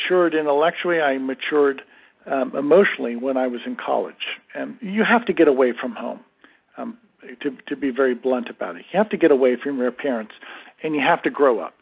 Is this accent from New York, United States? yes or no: yes; New Rochelle, New York, United States; moved away; I'm a native New Yorker. I was born and raised in New Rochelle, New York.